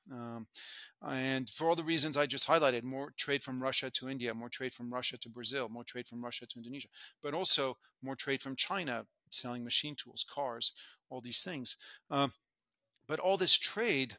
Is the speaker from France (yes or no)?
yes; France; moved away as an adult; also born or lived in United States; now in Hong Kong; I was born in France, in the early 70s, and the big story as I was growing up was the integration of the European continent